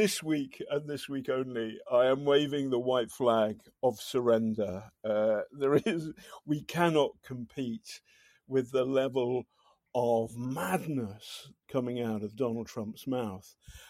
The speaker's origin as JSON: {"language": "English", "country": "United Kingdom", "said": "I'm British."}